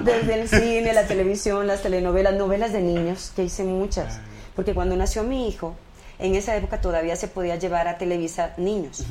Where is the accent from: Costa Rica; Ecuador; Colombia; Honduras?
Costa Rica; moved away as an adult; now in Mexico; yo me crié en Costa Rica.